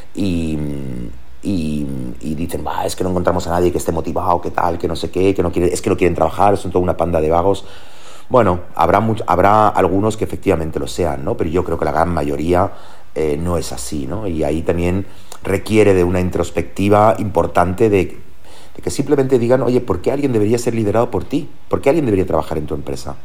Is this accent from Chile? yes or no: no; Germany; moved away as an adult; now in Spain; allí nací en Alemania y, esa, esa etapa de los 0 años a los 22 me ha marcado